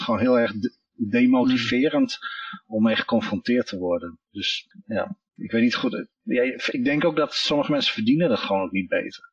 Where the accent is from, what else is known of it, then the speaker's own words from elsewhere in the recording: Netherlands; als Nederlander